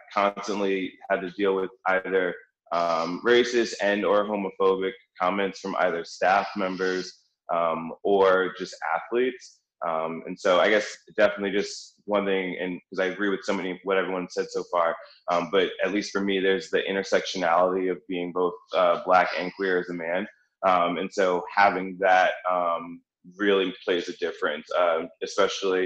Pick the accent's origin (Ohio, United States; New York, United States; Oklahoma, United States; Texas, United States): New York, United States; now in Philadelphia, United States; originally from New York, living in Philadelphia now.